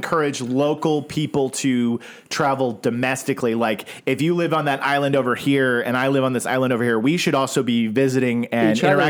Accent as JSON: {"language": "English", "region": "Oklahoma", "country": "United States", "tie": "born or raised there", "moved": "yes", "lives_now": "California, United States", "said": "Whereas I grew up in Oklahoma"}